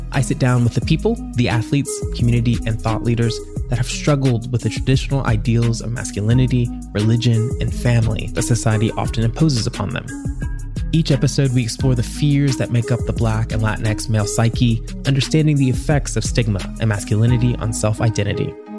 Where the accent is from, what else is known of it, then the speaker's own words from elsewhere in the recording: Tennessee, United States; I grew up in Tennessee